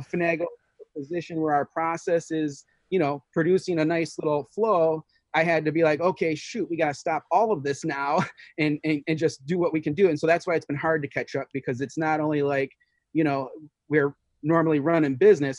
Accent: Detroit, Michigan, United States; I was born in Detroit, and you know, I, I was only there to third grade

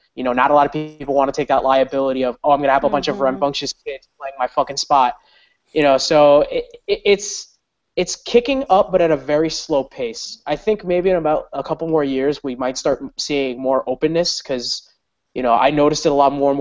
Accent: Westchester County, New York, United States; I'm from Westchester County, which is like the county right at, like, right before the city.

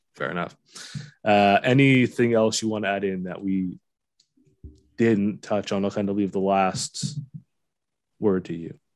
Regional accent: London, Ontario, Canada; now in Sarnia, Canada; I grew up in London, Fanshawe Western

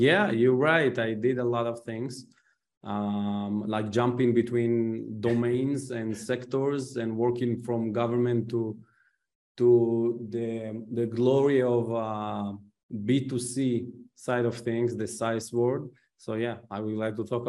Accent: Israel; moved away; I came from Israel

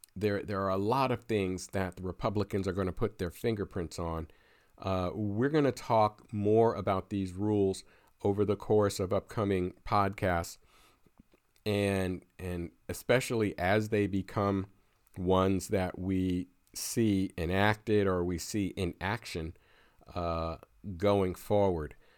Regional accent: Pennsylvania, United States; my home state of Pennsylvania

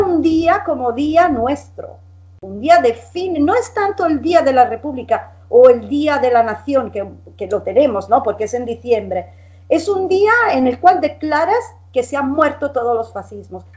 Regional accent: Italy; also born or lived in Spain; now in Bologna, Italy; yo soy italo-española

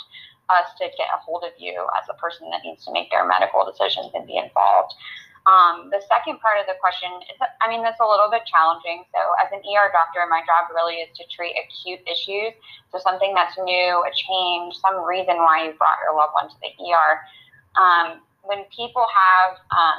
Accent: Florida, United States; moved away as an adult; also born or lived in Alabama; now in Virginia, United States; I grew up in Florida, and I trained in Alabama at the University of Alabama at Birmingham.

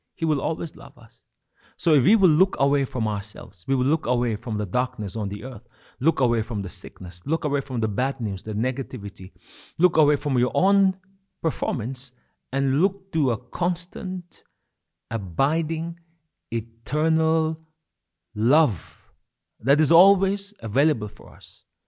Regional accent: Kohima, Nagaland, India; as a child growing up in Kohima.

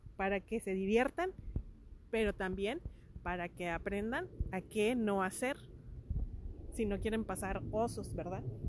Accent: Mexico; somos mexicanos

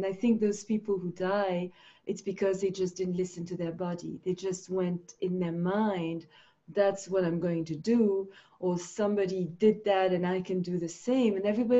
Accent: Switzerland; also born or lived in Finland; because I lived in Switzerland. I grew up in Switzerland.

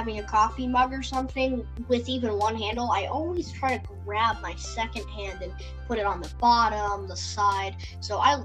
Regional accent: United States; I'm an American

